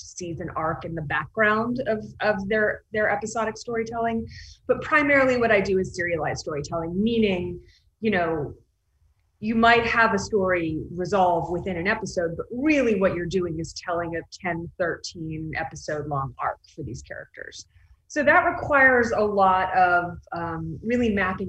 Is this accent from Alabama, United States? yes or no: no; Texas, United States; also born or lived in New York; now in Los Angeles, United States; I grew up in Texas